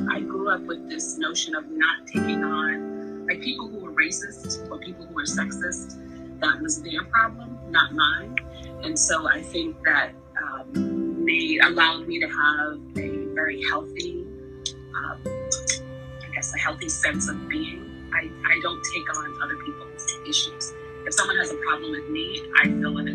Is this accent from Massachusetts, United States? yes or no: yes; Boston, Massachusetts, United States; Born and raised Boston